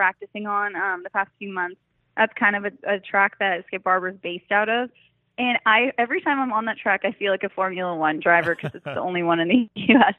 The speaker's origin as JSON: {"language": "English", "region": "Colorado", "country": "United States", "tie": "born or raised there", "said": "I grew up snowmobiling, four-wheeling. I'm from Colorado"}